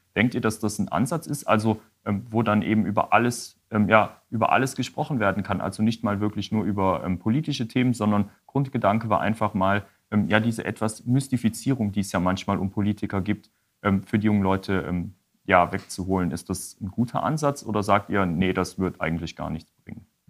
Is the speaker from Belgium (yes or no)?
yes; Wallonia, Belgium; raus aus unserer kleinen DG oder dem kleinen Ostbelgien